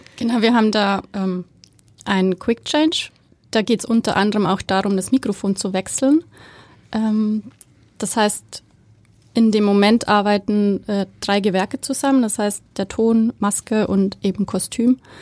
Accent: Bavaria, Germany; moved away as an adult; also born or lived in Berlin; now in Hamburg, Germany; ich komme aus Bayern. ähm, hört man vielleicht so ein bisschen

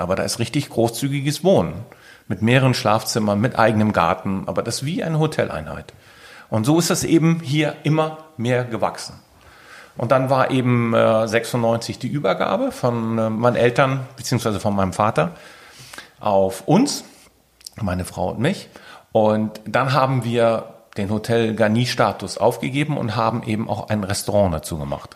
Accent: Keitum, Schleswig-Holstein, Germany; Ich bin ein gebürtiger Sylter, Kaitumer

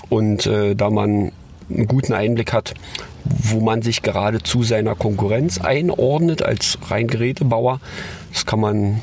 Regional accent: Berlin, Germany; Also man ist als Berliner ja nicht per se, wird man ja nicht an der Bobbahn groß

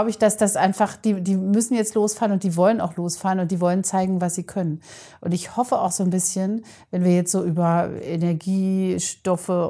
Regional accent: Germany; Ich komme aus der DDR.

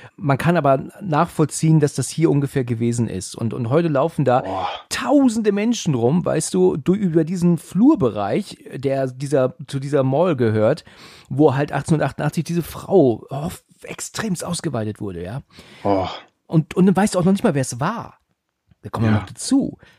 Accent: Germany; bei uns in Deutschland

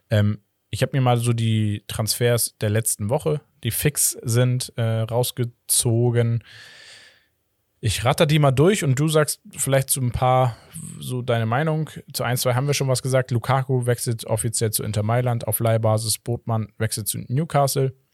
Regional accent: Brazil; German is a second language; now in Portugal; Als Brasilianer in Portugal sowieso, wir kennen diese, diese Spieler aus, aus den

